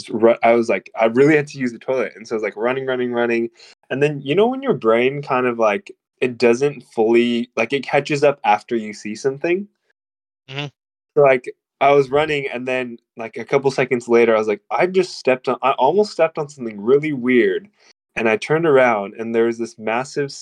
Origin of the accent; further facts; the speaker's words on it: Chehalis, Washington, United States; moved away as an adult; now in Murwillumbah, Australia; I grew up in a small town called Chehalis